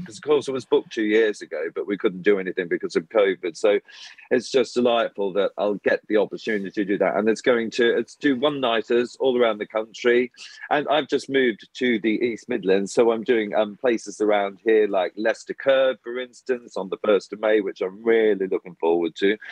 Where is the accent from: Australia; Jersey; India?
Australia; moved away; me growing up in Australia